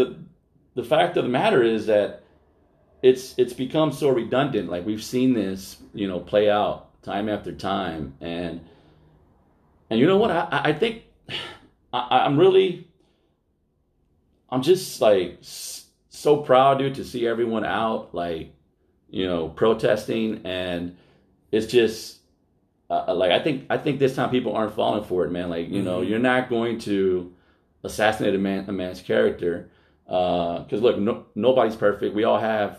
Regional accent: Altadena, California, United States; I grew up in West Altadena

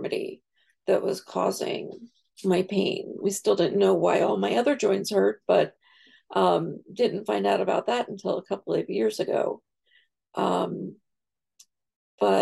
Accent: New York, United States; now in Virginia, United States; I'm from New York, but I live in Virginia now.

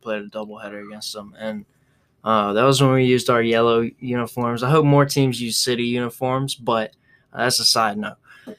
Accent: Atlanta, Georgia, United States; I'm from Atlanta

